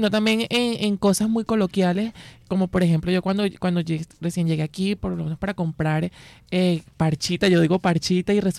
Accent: Valencia, Carabobo, Venezuela; now in Barranquilla, Colombia; Bueno, yo soy de, eh, de Valencia, Estado Carabobo, Venezuela. Ya tengo aproximadamente un año acá en Barranquilla, pero en Colombia ya tengo ya seis años acá

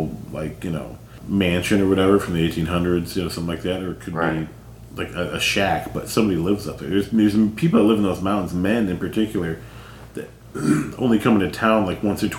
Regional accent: North Carolina, United States; I mean, there's an area where I grew up in North Carolina.

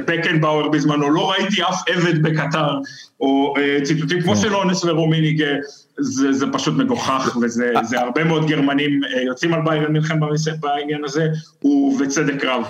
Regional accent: Israel; now in Germany

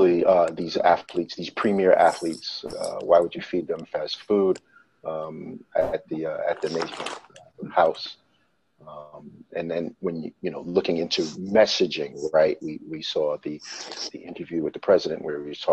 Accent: New York, United States; moved away as an adult; now in Washington, D.C., United States; as a New Yorker, a native New Yorker

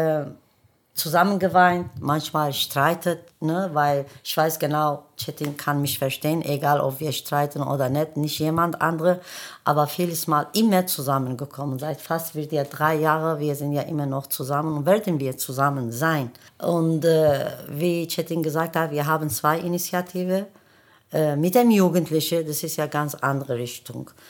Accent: Germany; wir wachsen hier, wir arbeiten hier und wir sterben hier. Das bedeutet, hier gehört zu uns auch. Ne? Wir sind ja auch Deutsche. Ja, mein äh, Hintergrund ist Kurde, aber ich bin Deutsche.

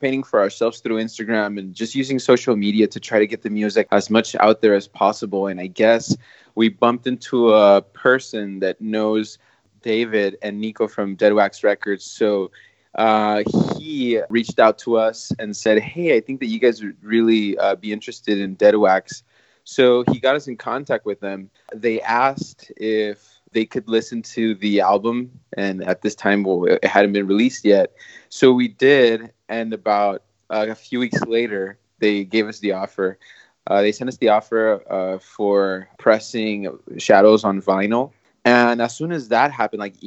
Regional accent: Matamoros, Tamaulipas, Mexico; now in Brownsville, United States; Matamoros, Tamaulipas, which is Mexico, which is my hometown originally. I'm from Mexico.

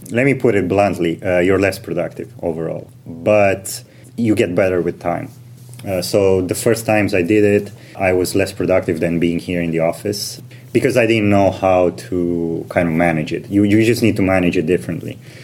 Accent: Romania; moved away as an adult; also born or lived in United Kingdom / Switzerland; now in London, United Kingdom; I am originally from Romania.

